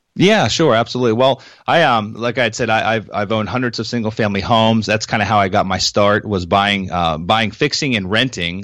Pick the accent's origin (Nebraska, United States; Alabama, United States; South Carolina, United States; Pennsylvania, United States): Pennsylvania, United States; moved away as an adult; now in Florida, United States; I moved down to Florida from Pennsylvania, where I was raised